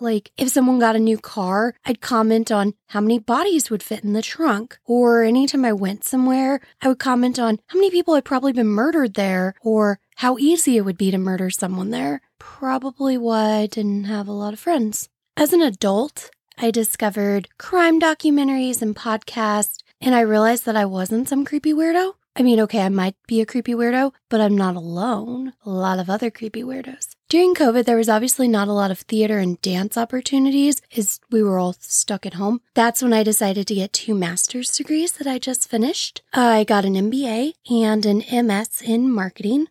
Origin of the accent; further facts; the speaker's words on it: St. Louis area, Illinois side, United States; I'm from the Saint Louis area, but on the Illinois side